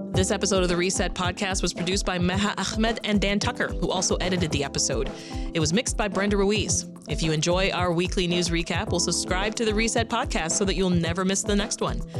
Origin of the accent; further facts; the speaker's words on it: Toronto, Ontario, Canada; now in Chicago, United States; I'm from Toronto specifically